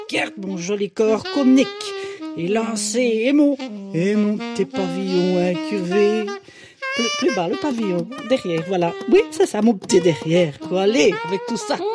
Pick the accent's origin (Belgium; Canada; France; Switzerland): Belgium; enchantée … de Belgique. Ah ben voilà, c'est peut-être pour ça que j'ai un accent finalement.